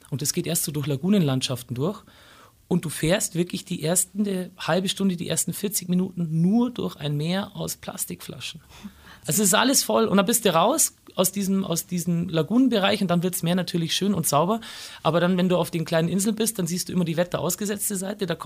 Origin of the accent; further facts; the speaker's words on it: Bavaria, Germany; Ammersee ja.